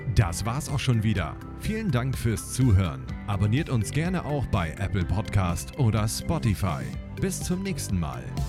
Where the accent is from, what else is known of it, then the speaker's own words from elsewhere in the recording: Northern Germany, Germany; Ich bin Norddeutscher